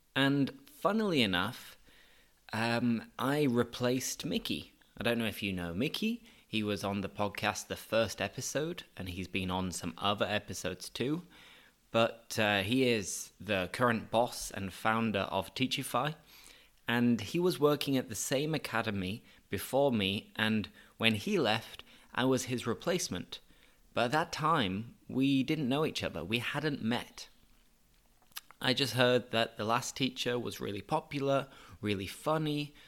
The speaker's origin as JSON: {"language": "English", "country": "United Kingdom", "also_born_or_lived": "La Línea, Spain", "moved": "as an adult", "lives_now": "Seville, Spain"}